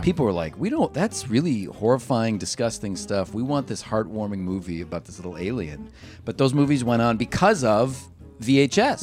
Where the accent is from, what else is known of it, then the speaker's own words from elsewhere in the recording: Cleveland, Ohio, United States; I grew up in Cleveland